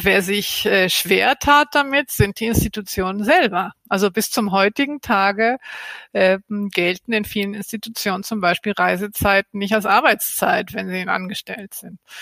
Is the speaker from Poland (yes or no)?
no; Argentina; now in Berlin, Germany; mein Herkunftsland Argentinien